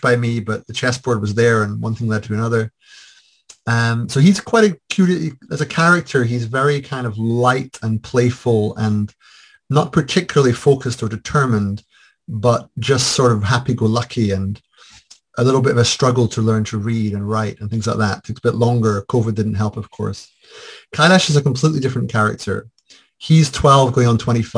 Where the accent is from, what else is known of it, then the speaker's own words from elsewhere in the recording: Scotland, United Kingdom; I am Scottish, white